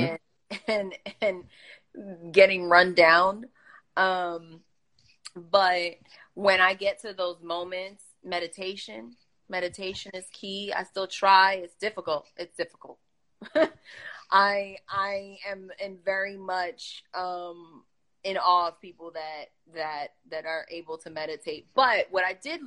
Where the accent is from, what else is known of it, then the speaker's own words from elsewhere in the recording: New York, United States; I'm very guilty of being that New Yorker, that native New Yorker where I grind